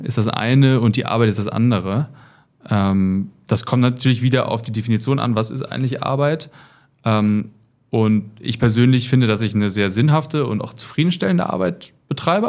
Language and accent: German; Germany; moved away as an adult; now in Munich, Germany; Ich komme eigentlich aus der Nähe von Hamburg und wohne jetzt seit ein paar Jahren in München.